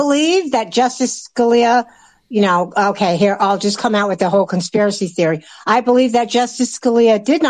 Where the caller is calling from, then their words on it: Pennsylvania, United States; I'm calling from Pennsylvania, the great state of Pennsylvania.